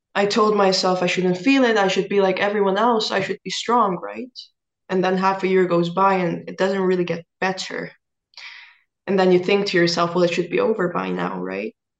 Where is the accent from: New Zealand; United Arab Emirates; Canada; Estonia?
Estonia; I'm a singer from Estonia